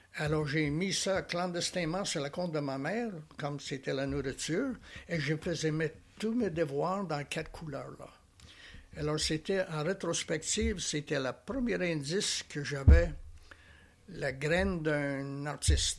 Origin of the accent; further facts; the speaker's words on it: Alberta, Canada; moved away as an adult; now in Charlevoix, Canada; je viens de l'Ouest canadien